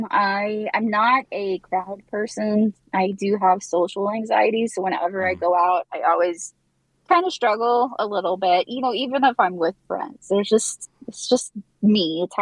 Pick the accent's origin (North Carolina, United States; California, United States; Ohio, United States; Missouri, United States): Missouri, United States; Kansas City; So I just say Kansas City. It's much easier. I am from Kansas City.